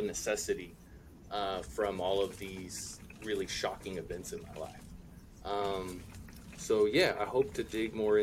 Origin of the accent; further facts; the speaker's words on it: California, United States; I'm from California